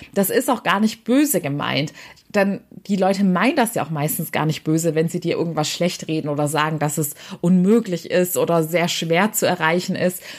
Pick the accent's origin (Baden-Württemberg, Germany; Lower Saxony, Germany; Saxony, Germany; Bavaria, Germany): Baden-Württemberg, Germany; Waiblingen; Also Weibling ist meine Heimatstadt bei Stuttgart.